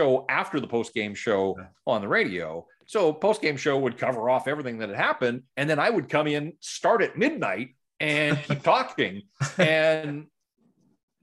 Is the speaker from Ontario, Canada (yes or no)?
no; North Vancouver, British Columbia, Canada; also born or lived in Kamloops; Born and raised in North Vancouver, and really outside of the 6 years that I spent in Kamloops, I have lived in the Lower Mainland